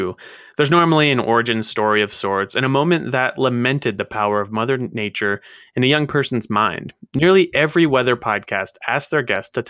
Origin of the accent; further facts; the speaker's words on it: Maryland, United States; I grew up in Maryland, and we didn't get, you know, we didn't live in the mountains or whatever